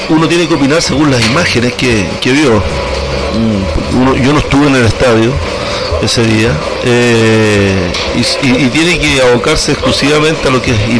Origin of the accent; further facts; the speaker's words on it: Chile; en el último día como buen chileno, a última hora, a las 6 se cerraba la inscripción un día viernes